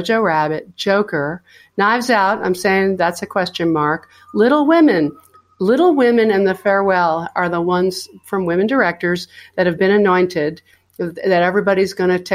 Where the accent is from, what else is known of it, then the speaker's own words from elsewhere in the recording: New York, United States; I am a New Yorker too